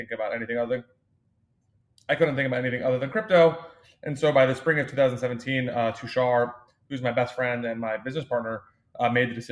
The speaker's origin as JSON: {"language": "English", "town": "Austin", "region": "Texas", "country": "United States", "tie": "born or raised there", "also_born_or_lived": "New York", "said": "I was born and raised in Austin, Texas, which is where the firm is based today"}